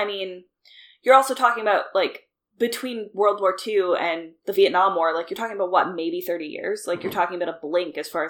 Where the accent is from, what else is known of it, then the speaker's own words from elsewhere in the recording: Canada; if I lived in the States, I was, like, yeah, I'm from Canada and that would be it. It's not like there's anything about me that's overtly Canadian.